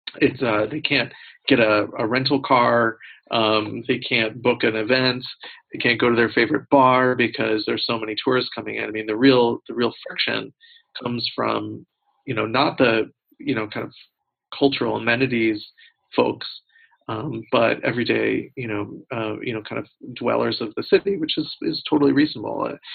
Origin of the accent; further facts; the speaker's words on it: United States; as an American